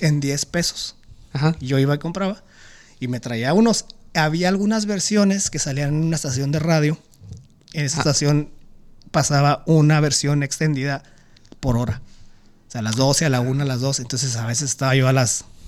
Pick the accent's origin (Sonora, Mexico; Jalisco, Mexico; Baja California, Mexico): Baja California, Mexico; Tijuana; yo soy de Tijuana